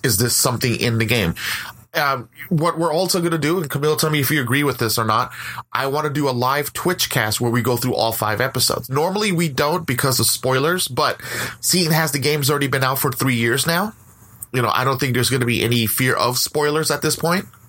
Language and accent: English; West Coast, United States; I'm from the West Coast